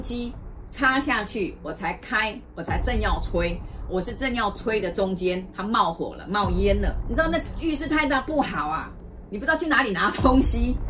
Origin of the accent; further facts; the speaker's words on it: Taiwan; 我是台湾来的